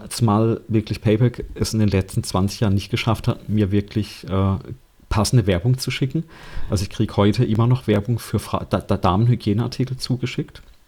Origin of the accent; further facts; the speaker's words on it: Germany; bei uns in Deutschland